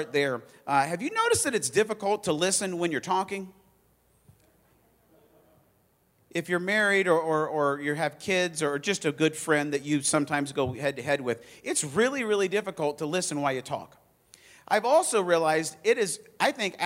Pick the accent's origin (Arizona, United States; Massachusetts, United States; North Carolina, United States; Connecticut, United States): Arizona, United States; now in Indiana, United States; I grew up in Arizona, moved here